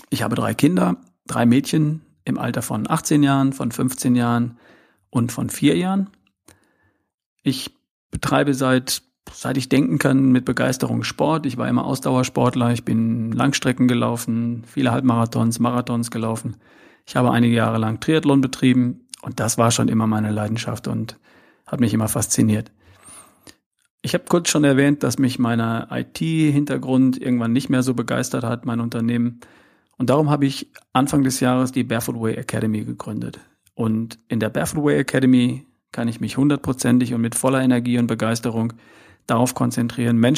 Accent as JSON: {"language": "German", "region": "North Rhine-Westphalia", "country": "Germany", "said": "keinen schwäbischen Akzent habe, dann liegt das daran, dass ich aus Ostwestfalen komme. Also ich bin geboren irgendwo in der Nähe zwischen Hannover und Bielefeld am Wiengebirge, um genau zu sein."}